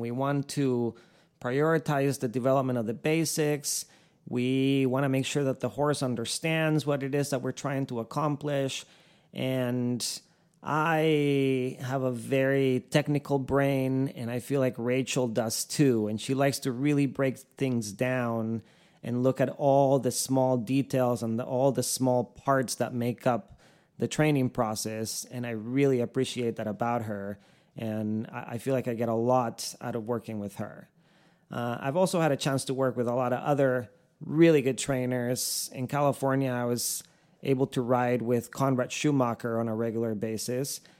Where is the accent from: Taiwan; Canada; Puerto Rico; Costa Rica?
Costa Rica; now in Ocala, United States; I was born and raised in Costa Rica